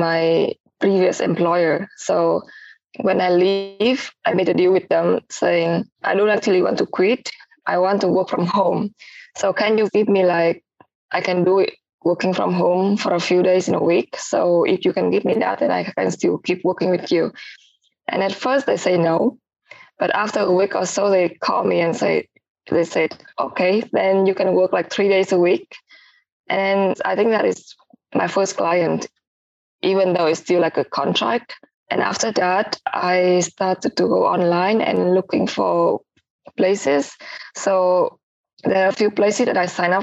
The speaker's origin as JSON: {"language": "English", "region": "Ho Chi Minh City", "country": "Vietnam", "tie": "born or raised there", "also_born_or_lived": "Malaysia", "moved": "as an adult", "said": "I am from Saigon, Vietnam"}